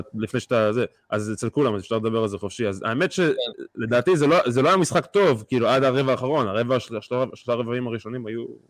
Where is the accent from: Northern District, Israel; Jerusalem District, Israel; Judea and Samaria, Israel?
Jerusalem District, Israel; Beit Shemesh; בבית שמש, איפה שגדלתי